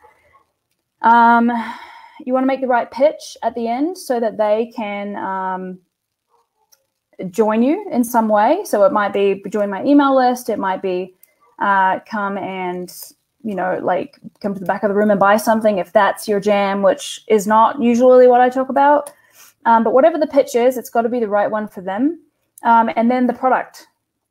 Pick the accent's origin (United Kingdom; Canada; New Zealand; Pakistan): New Zealand; I'm a lesbian from New Zealand